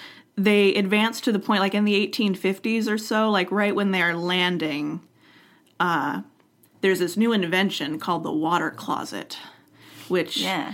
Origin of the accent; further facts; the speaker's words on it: Alaska, United States; now in Washington, United States; I grew up in Alaska. We only had an outhouse.